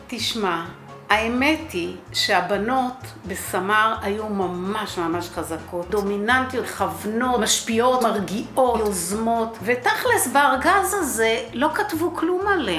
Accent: Kibbutz HaOgen, Central District, Israel; אני ילידת קיבוץ העוגן, אני בת 65

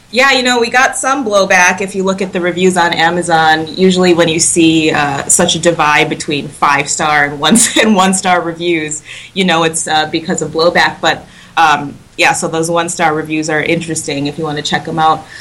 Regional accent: Wisconsin, United States; I'm from Wisconsin

